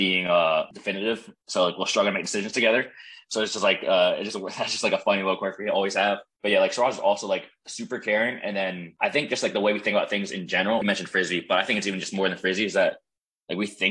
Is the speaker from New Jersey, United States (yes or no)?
yes; New Jersey, United States; moved away as an adult; also born or lived in North Carolina; I'm from New Jersey. Grew up in New Jersey and then went to UNC in North Carolina.